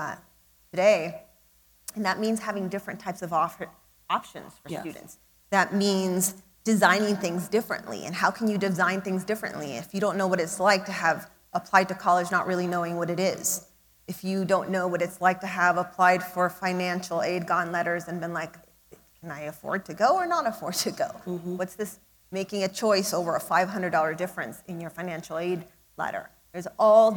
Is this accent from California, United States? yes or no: yes; San Diego, California, United States; also born or lived in Tijuana, Mexico; I grew up in San Diego and Tijuana, crossing the border back and forth